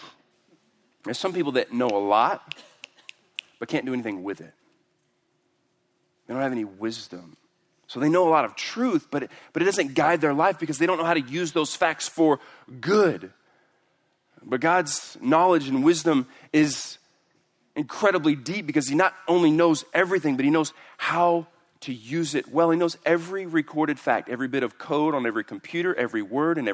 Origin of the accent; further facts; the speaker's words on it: Houston, Texas, United States; I'm from Houston